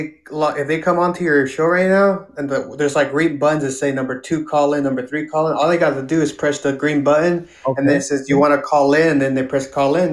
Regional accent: King City, California, United States; we also grew up in un rancho outside of King City.

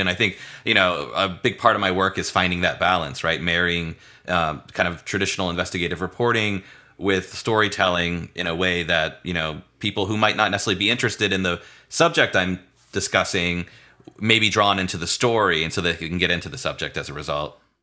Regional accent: St. Petersburg, Florida, United States; I grew up in Saint Petersburg, Florida

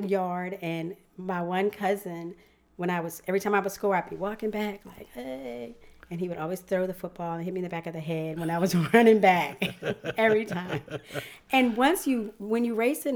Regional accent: Ashland, Virginia, United States; I grew up on Jamestown Road, just outside of Ashland, Virginia

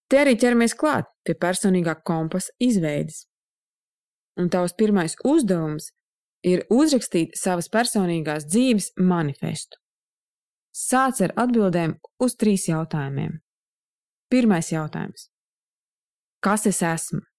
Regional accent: Saldus, Saldus Municipality, Latvia; moved away as an adult; now in Riga, Latvia; Es atceros sevi 19 gadu vecumā, es pārcēlos uz Rīgu no Saldus un uzsāku studijas.

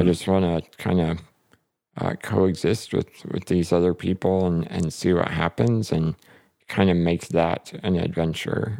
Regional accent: North Carolina, United States; moved away as an adult; now in Fort Wayne, United States; I grew up in North Carolina

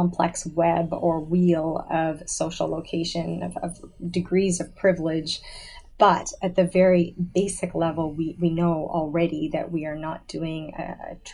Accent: suburban Greater Toronto Area, Ontario, Canada; moved away as an adult; also born or lived in Auburn, Alabama, United States; I grew up in suburban GTA. It was very homogeneous

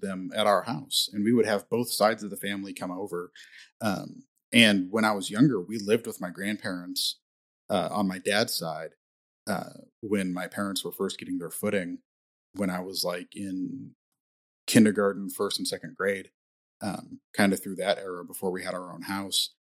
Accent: Indiana, United States; I grew up in Indiana

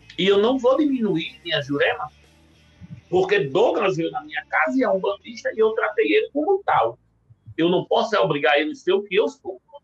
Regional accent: Natal, Rio Grande do Norte, Brazil; now in São Paulo, Brazil; Hoje eu não tenho mais acesso nem à minha terra natal, Natal, cidade natal

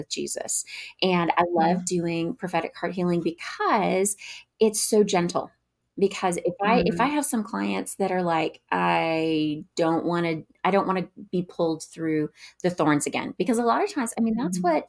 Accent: Northwest Arkansas, United States; I hail from Northwest Arkansas.

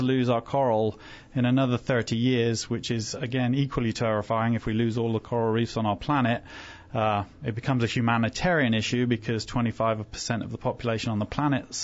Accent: England, United Kingdom; moved away; also born or lived in Fiji; England, originally

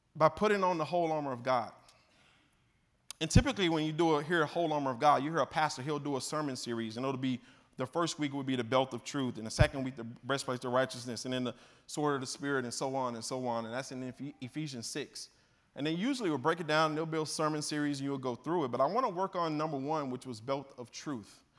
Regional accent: Mississippi, United States; accent: twang, Southern; moved away as an adult; also born or lived in Southern California; I'm from Mississippi originally

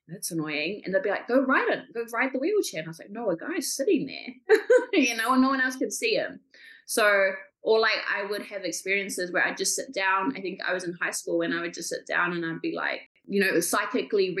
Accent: Kaikohe, Northland, New Zealand; I'm from New Zealand, from a little town up north called Kaikohe

